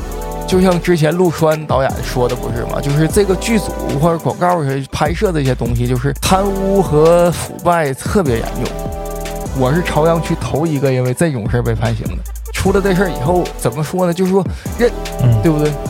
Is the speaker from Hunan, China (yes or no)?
no; Jinzhou, Liaoning, China; moved away as an adult; also born or lived in Beijing; 我来自辽宁锦州黑山县